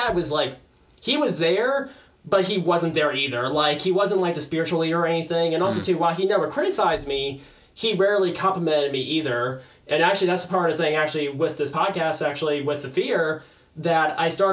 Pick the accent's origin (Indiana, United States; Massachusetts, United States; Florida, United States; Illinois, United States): Florida, United States; West Palm Beach; I've been born and raised in West Palm Beach, like in the heart of West Palm Beach my entire life